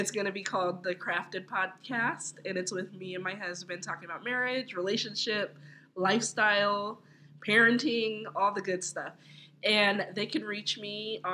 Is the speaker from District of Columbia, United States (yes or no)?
no; Upland, California, United States; also born or lived in Los Angeles, California; I was born in L.A., but I was raised in Upland, California, which is very suburban